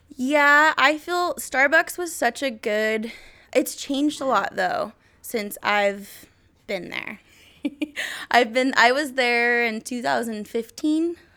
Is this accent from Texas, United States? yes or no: no; Kelso, Washington, United States; moved away as an adult; now in Portland, United States; I'm from Kelso, Washington. Obviously, went to school with Jake